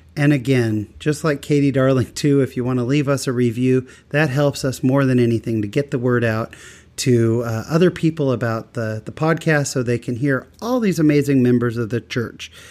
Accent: Utah, United States; I'm from Utah

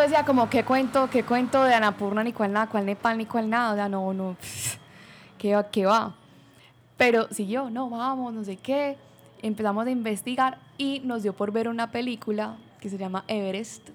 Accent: Colombia; yo pues soy colombiana y trabajaba desde Bali

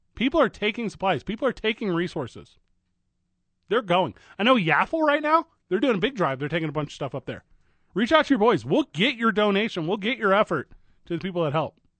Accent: St. Louis, Missouri, United States; That's my hometown, my hometown baseball

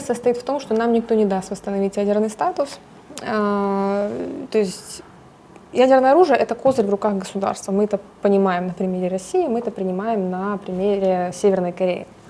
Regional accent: Ukraine; я украинка, я здесь родилась, выросла, конечно, у меня э, душа и сердце болит за свою страну

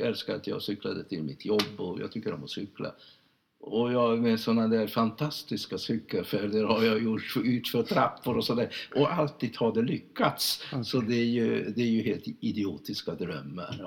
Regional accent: Budapest, Hungary; Swedish is a second language; moved away as an adult; also born or lived in Lund; now in Sweden; Jag agerar inte som en ungrare, jag agerar som en svensk

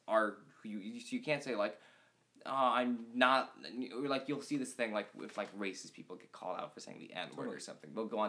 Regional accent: Indiana, United States; moved away; I'm from Indiana.

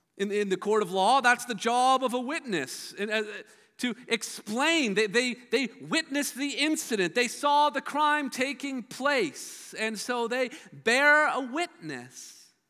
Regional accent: Hamilton, Ontario, Canada; I grew up in Steeltown and Hamilton.

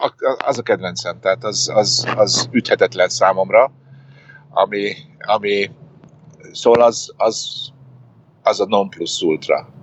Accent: Hungary; moved away as an adult; now in United States; én magyar vagyok itt is ugyanúgy

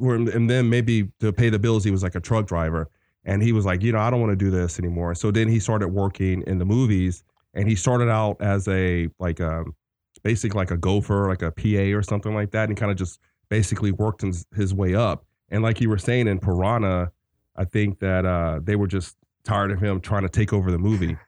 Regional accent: the South, United States; I'm from the South

